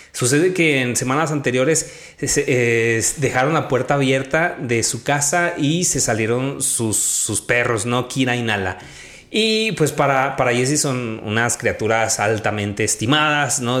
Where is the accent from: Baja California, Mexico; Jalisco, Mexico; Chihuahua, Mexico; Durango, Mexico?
Chihuahua, Mexico; also born or lived in Mexico City / Majalca; viví en la ciudad de Chihuahua y me crié en un rancho